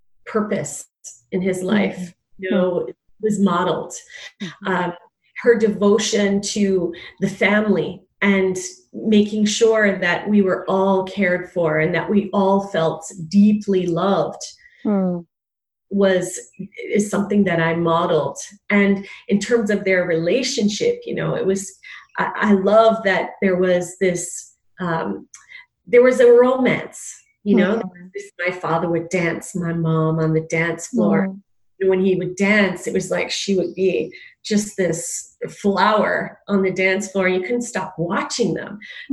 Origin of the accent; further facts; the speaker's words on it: Jamaica; So I came from, you know, you would say I came from the West. I'm born in Jamaica.